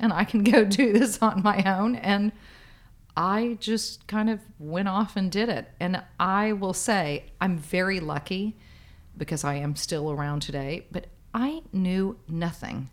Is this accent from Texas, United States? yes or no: yes; Dallas, Texas, United States; moved away as an adult; now in New York, United States; I'm from Dallas in Texas originally, and I've always considered myself to still be a Texan